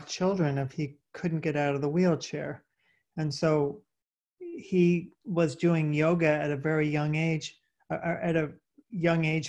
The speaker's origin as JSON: {"language": "English", "region": "Vermont", "country": "United States", "tie": "born or raised there", "also_born_or_lived": "Elizabeth, New Jersey", "moved": "as an adult", "lives_now": "Bay Area, California, United States", "said": "I was born in Elizabeth, New Jersey. And then when I was five, we moved to Vermont."}